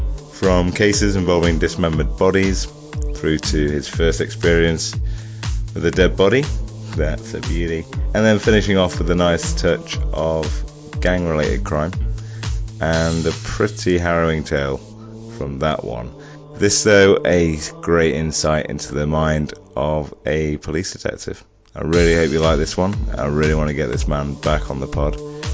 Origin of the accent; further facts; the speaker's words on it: Nottingham, East Midlands, United Kingdom; I'm from Nottingham